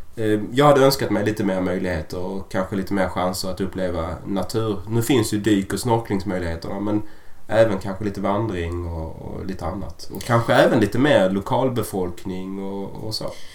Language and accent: Swedish; Sweden; vi är ju svenskar